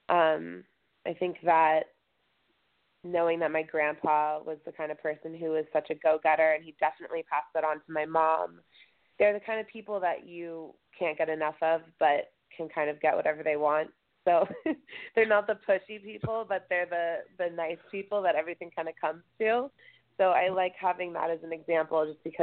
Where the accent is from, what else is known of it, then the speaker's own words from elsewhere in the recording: outside of LA near Malibu, Southern California, United States; I grew up in Southern California, like outside of LA and near Malibu